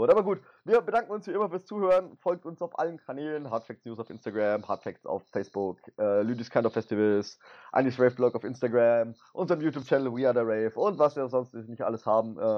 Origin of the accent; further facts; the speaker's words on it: Baden-Württemberg, Germany; Ich bin Schwabe.